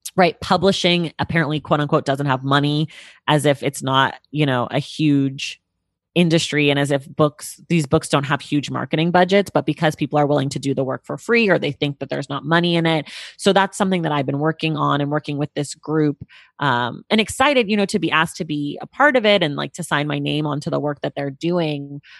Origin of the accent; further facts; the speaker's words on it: Oakland, California, United States; also born or lived in New York; now in Los Angeles, United States; my hometown of Oakland